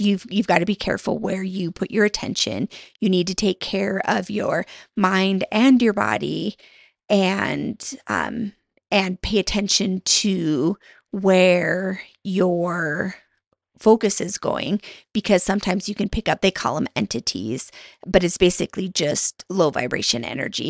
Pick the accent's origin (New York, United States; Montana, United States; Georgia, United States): Montana, United States; moved away; my husband and I moved back to my home state of Montana